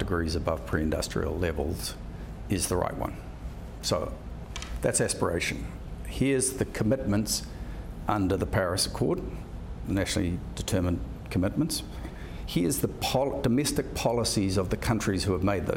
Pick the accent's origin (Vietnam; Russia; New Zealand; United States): New Zealand; I'm a New Zealander